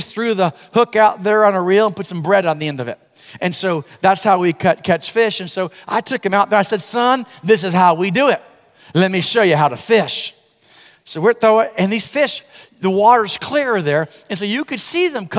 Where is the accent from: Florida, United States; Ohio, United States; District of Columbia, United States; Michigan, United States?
Florida, United States; I'm from Florida